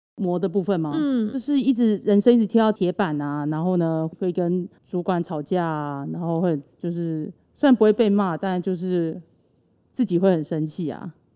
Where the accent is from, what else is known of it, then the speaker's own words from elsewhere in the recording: Keelung, Taiwan; also born or lived in Taichung; 难得基隆有开缺，我是基隆人